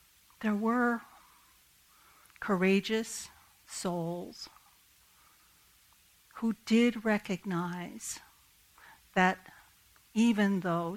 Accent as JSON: {"language": "English", "town": "Kennett Square", "region": "Pennsylvania", "country": "United States", "tie": "born or raised there", "said": "my hometown of Kennett Square"}